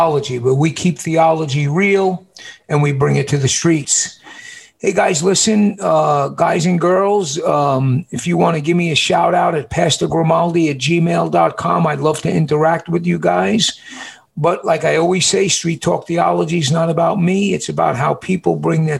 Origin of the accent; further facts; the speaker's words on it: New York City, New York, United States; I'm from New York City